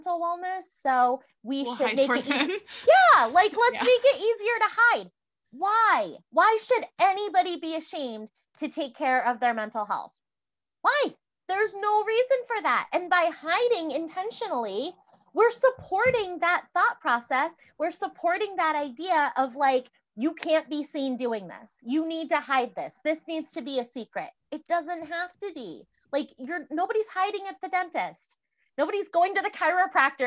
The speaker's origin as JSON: {"language": "English", "region": "Massachusetts", "country": "United States", "moved": "yes", "lives_now": "Iowa, United States", "said": "So I'm from Massachusetts."}